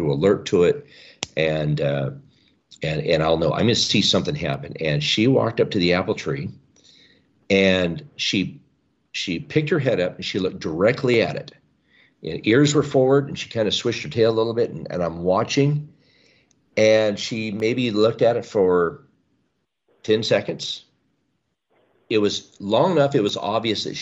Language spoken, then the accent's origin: English; the Northwest, Pacific Northwest, United States; I was raised here in the Northwest